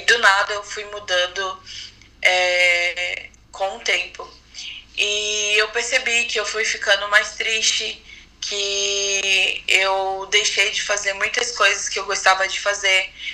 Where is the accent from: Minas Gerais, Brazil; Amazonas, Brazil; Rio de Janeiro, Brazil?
Amazonas, Brazil; Manaus; moved away as an adult; now in São Paulo, Brazil; eu sou de Manaus, mas atualmente estou morando em São Paulo